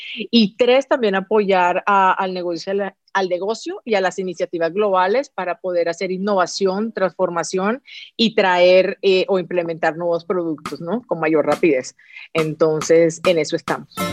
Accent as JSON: {"language": "Spanish", "country": "Colombia", "said": "como colombiana también que yo que soy"}